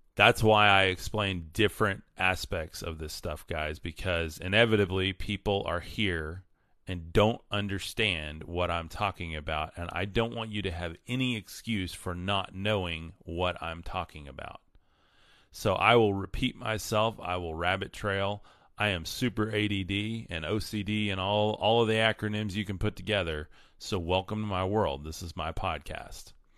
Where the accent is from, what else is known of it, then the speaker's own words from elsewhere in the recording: West Texas, United States; I grew up in West Texas